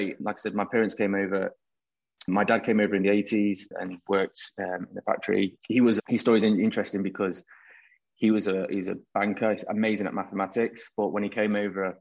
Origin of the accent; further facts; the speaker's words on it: Nottingham, East Midlands, United Kingdom; Yeah, growing up in Nottingham was good.